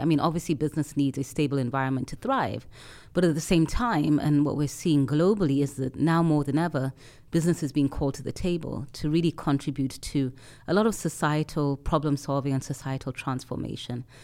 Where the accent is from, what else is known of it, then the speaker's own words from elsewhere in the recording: Nairobi, Kenya; I come from Nairobi, so sitting in, in my home city